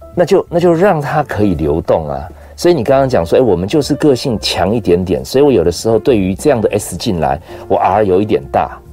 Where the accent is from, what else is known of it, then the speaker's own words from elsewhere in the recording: Taiwan; 从小到大，我很确定我就在台湾长大，我没有去过外面